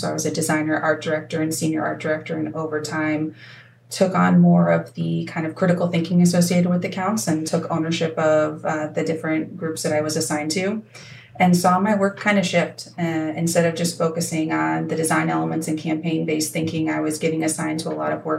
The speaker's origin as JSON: {"language": "English", "town": "Peoria", "region": "Illinois", "country": "United States", "tie": "born or raised there", "also_born_or_lived": "Pacific Northwest", "moved": "yes", "said": "I was born in the Pacific Northwest and then landed in Peoria, Illinois when I was in middle school."}